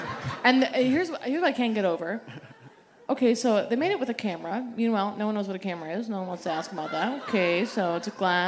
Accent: Boston, Massachusetts, United States; now in Los Angeles, United States; I love that. I was born and raised in Boston, and so I'm so used to that.

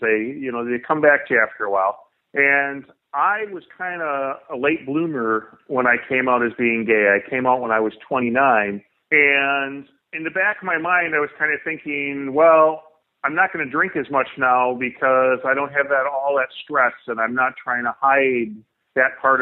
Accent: Chicago, Illinois, United States; I was born and raised in the Chicago area.

